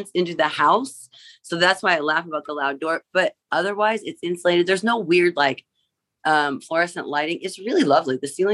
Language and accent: English; Vincennes, Indiana, United States; I grew up in Vincennes, Indiana.